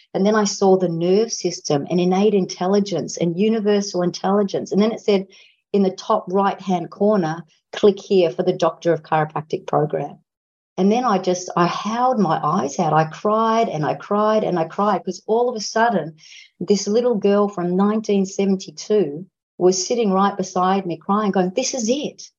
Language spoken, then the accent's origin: English; Australia; because I'm an Australian